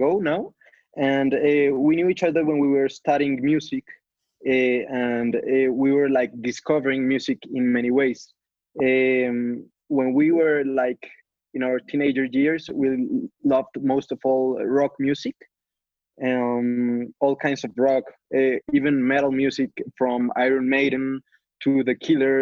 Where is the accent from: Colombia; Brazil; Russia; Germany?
Colombia; We're a band from Colombia